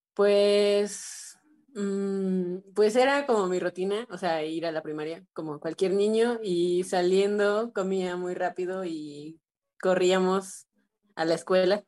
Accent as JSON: {"language": "Spanish", "town": "Xalapa", "region": "Veracruz", "country": "Mexico", "tie": "born or raised there", "said": "mis papás decidieron ingresarme a una escuela de música, eh, el Centro de Iniciación Musical Infantil, que se encuentra en Jalapa"}